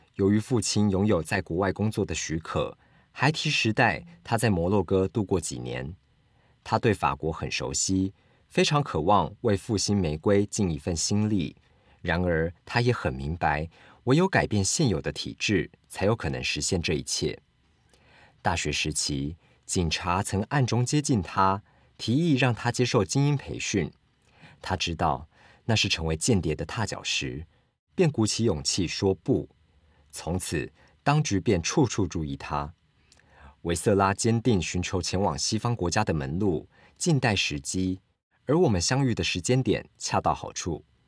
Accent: Kaohsiung, Taiwan; now in Taipei, Taiwan; 因为我家我老家在高雄

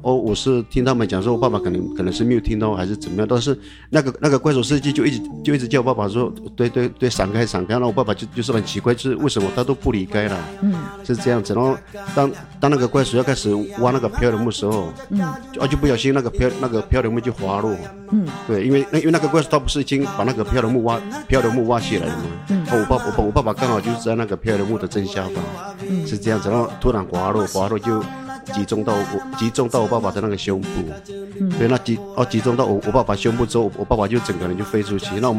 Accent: Tuban, Taitung County, Taiwan; 对，都在部落念书。对，不管是国小、国国小、国中、高中，高中在台东高工。

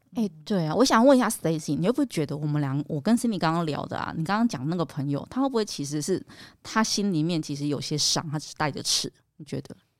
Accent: Hualien County, Taiwan; 我是我们花莲人

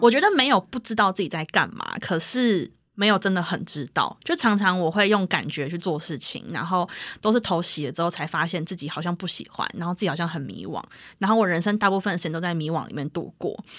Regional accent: Taipei, Taiwan; 因为我是从小在台北长大的人

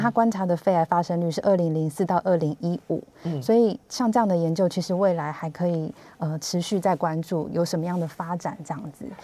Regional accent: Hsinchu, Taiwan; now in Taipei, Taiwan; 以我是新竹人为例，就是我长期在台北工作

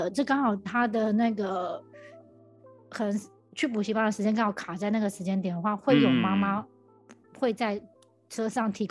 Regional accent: Taiwan; 我们台湾人

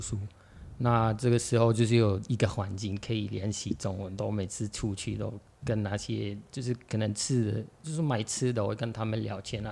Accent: Morocco; Chinese is a second language; moved away as an adult; now in Taiwan; 我来自摩洛哥

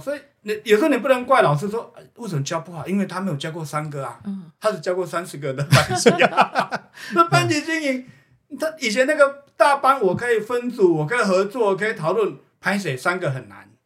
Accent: Houtong mining area, New Taipei, Taiwan; 我自己本身小时候就是在侯统矿区侯统长大的哦。好，然后回来教授叫瑞芳国小

